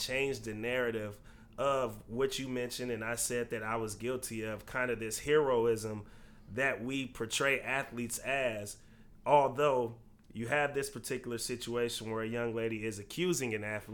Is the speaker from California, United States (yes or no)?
yes; California, United States; I grew up in California